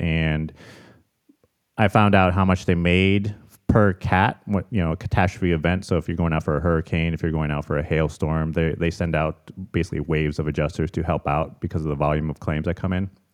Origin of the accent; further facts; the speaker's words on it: Chicago, Illinois, United States; moved away as an adult; also born or lived in Arizona; now in San Diego, United States; I'm born and raised in Chicago